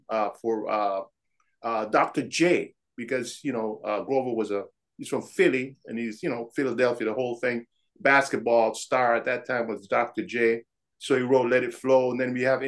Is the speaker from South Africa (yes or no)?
no; Panama; moved away as an adult; now in Minnesota, United States; I grew up in on the Canal Zone in Panama. That's where I was born.